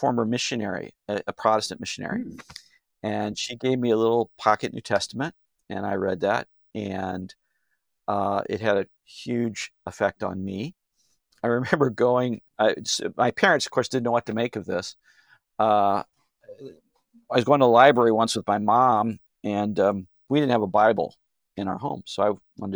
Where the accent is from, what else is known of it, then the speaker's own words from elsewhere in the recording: St. Louis, Missouri, United States; growing up in South St. Louis, Missouri